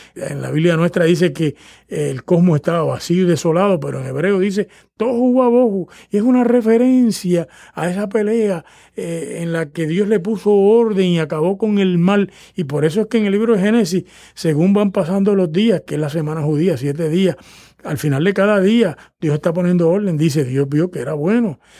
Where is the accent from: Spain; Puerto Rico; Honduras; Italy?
Puerto Rico; el, imaginario religioso de los puertorriqueños, que son mi pueblo